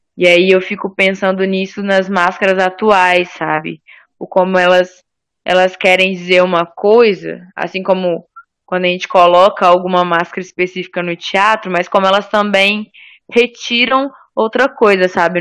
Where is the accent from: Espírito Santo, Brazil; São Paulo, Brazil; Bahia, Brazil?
Espírito Santo, Brazil; moved away; de onde eu vim, a gente tem muito uma no Espírito Santo